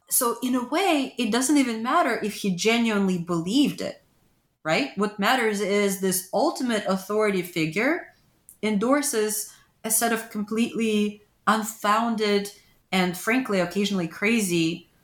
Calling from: Pennsylvania, United States; Pennsylvania, a battleground state.

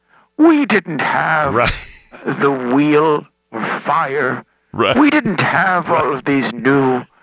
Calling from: Sun City, Florida, United States; I'm calling from Sun City, Florida.

